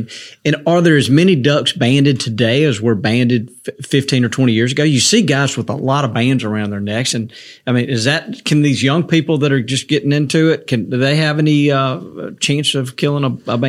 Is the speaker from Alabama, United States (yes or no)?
yes; Montgomery, Alabama, United States; moved away; I grew up in Alabama, and I didn't grow up a duck hunter.